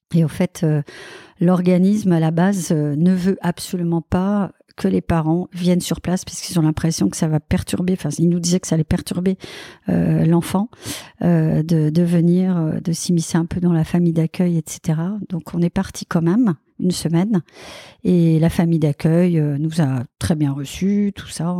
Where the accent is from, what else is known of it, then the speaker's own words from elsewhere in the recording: Belgium; now in Sucy-en-Brie, France; je suis belge